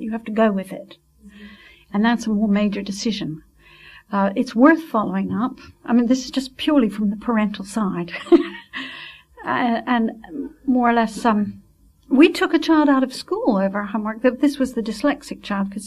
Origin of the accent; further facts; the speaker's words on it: Switzerland; moved away; I was brought up in Switzerland where you really did obey